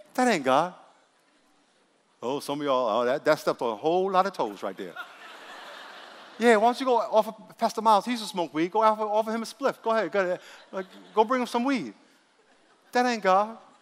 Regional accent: New York City, New York, United States; moved away; I grew up in New York and, and took the subway a thousand times

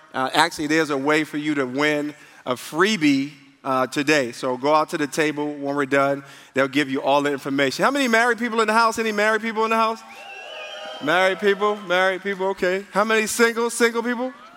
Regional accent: New York, United States; moved away; I grew up in New York, and people didn't have like people didn't have cars in New York.

